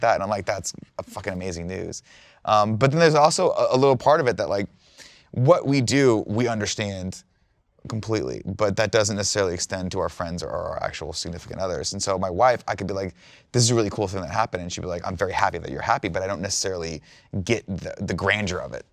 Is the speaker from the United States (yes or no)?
yes; Riverside, California, United States; also born or lived in Fontana, California; I was driven back to Riverside, where's where my house was.